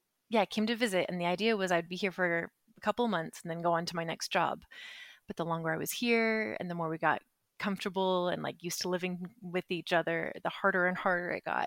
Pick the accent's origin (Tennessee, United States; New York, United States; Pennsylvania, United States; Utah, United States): Utah, United States; now in Madrid, Spain; I'm from the Western United States. I'm from Southern Utah.